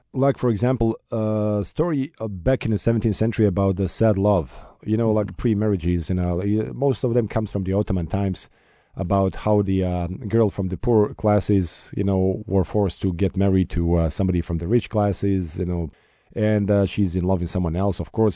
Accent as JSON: {"language": "English", "town": "Sarajevo", "region": "Federation of Bosnia and Herzegovina", "country": "Bosnia & Herzegovina", "tie": "born or raised there", "said": "Sarajevo, my hometown"}